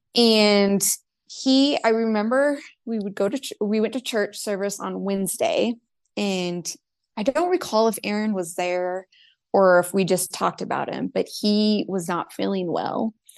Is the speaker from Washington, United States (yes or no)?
yes; Spokane, Washington, United States; moved away as an adult; I grew up in Spokane. I stayed there the whole time